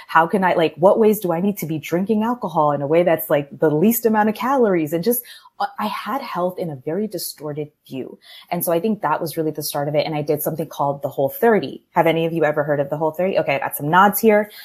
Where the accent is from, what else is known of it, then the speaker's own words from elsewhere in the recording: Maryland, United States; moved away as an adult; now in Miami, United States; born and raised in Maryland. I'm from the DC area in a Colombian household